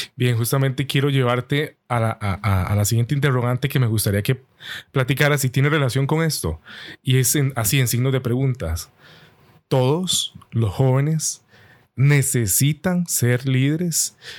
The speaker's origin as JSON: {"language": "Spanish", "country": "Costa Rica", "said": "aquí decimos en Costa Rica, pulseando"}